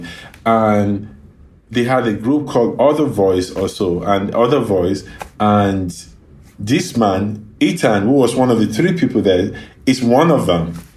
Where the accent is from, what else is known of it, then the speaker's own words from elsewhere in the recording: Ibadan, Oyo, Nigeria; now in Los Angeles, United States; the area I grew up in, there were like Jewish kids uh, there were Lebanese kids